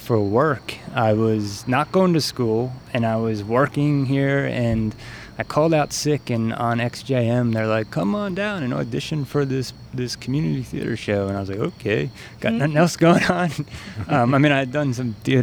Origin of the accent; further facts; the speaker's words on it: Long Island, New York, United States; moved away as an adult; now in Harrisonburg, United States; I'm from Long Island, New York.